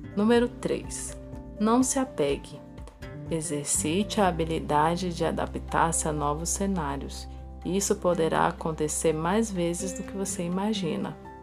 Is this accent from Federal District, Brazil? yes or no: yes; Brasília, Federal District, Brazil; Sou de Brasília